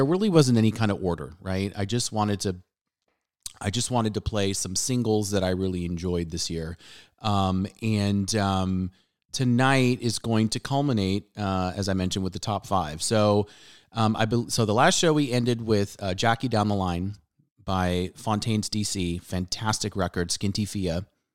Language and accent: English; Southern California, United States; growing up in Southern California